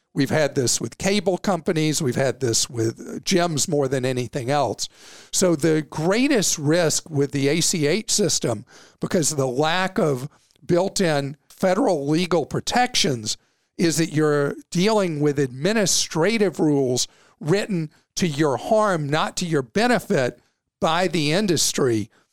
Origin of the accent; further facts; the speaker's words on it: the South, United States; I'm a Southerner